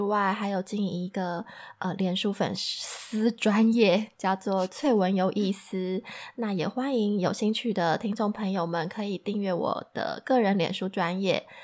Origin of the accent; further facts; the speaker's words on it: Taiwan; moved away as an adult; 我也是土生土长的台湾人